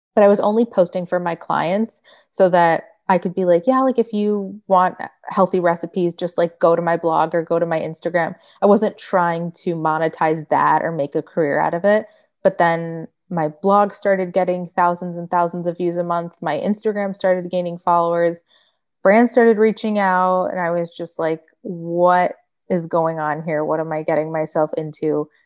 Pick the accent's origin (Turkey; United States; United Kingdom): United States; Michigan; moved away as an adult; now in Florida, United States; I grew up in Michigan.